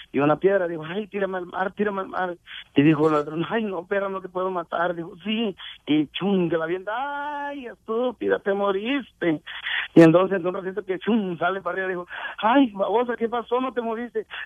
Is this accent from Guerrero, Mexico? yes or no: yes; Guerrero, Mexico; Ay, soy, soy de donde se van los hombres. O sea, de guerrero, ¿no?